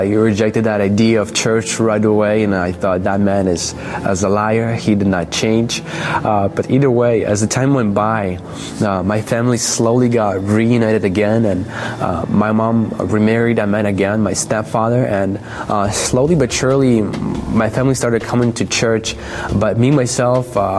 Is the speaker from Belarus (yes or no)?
yes; Belarus; I was born in Belarus